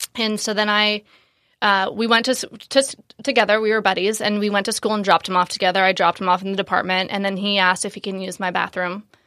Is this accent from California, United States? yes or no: yes; Marin, Northern California, United States; moved away as an adult; also born or lived in San Francisco / Los Angeles / Bali / Asia; I'm from Northern California, so I grew up in Marin, right outside of San Francisco